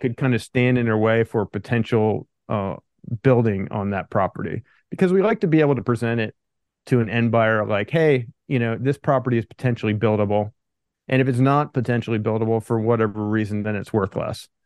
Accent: Pennsylvania, United States; moved away as an adult; also born or lived in California; I grew up in Pennsylvania, then I moved out to California after college.

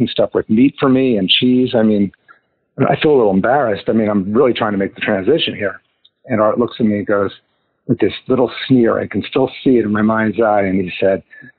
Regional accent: New Jersey, United States; accent: Jersey; moved away as an adult; also born or lived in California; now in Park City, United States; I grew up in New Jersey and was really an East Coast guy

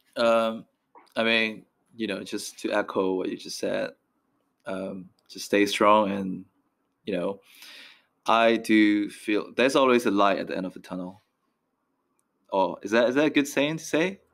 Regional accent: Myanmar; moved away; also born or lived in Ealing, London; I'm from Myanmar.

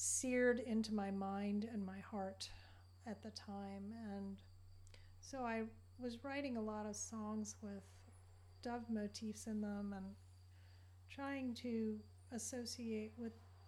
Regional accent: Southern Virginia, United States; moved away as an adult; also born or lived in New Mexico / Arizona / Southern California / Montana; now in New York City, United States; I am from Southern Virginia, where I was born and raised

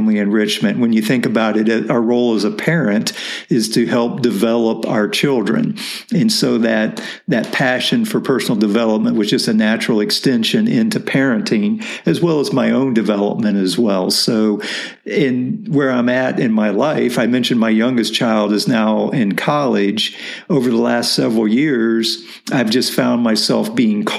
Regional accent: Midwest, United States; grew up in the Midwest

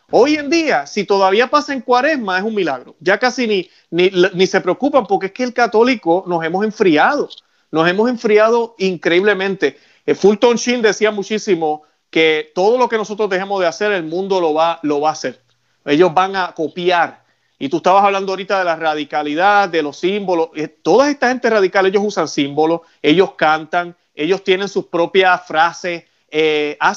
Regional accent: Puerto Rico; now in Florida, United States; nosotros allá en Puerto Rico, eh, yo soy de Puerto Rico, vivo en Florida, pero soy de Puerto Rico

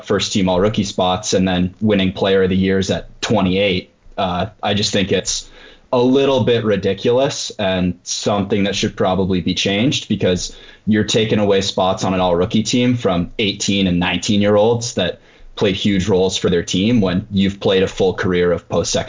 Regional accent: Ontario, Canada; we're all from Ontario originally

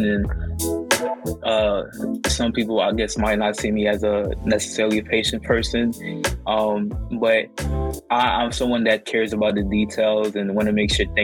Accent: New York City, New York, United States; also born or lived in Fort Greene, Brooklyn; I grew up in Canarsie and then went to Fort Greene

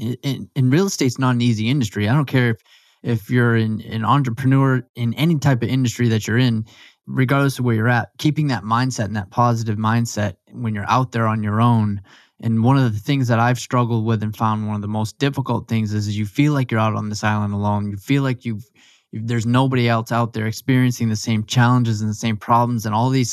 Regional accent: Maine, United States; I grew up in Maine as well.

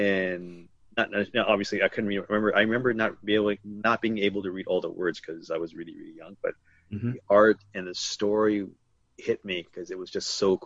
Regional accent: Toronto, Ontario, Canada; I basically was born and raised in Toronto

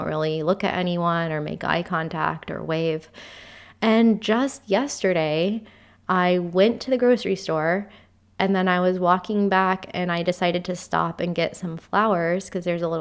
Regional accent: United States; moved away as an adult; now in United Kingdom; having been born and raised in the US

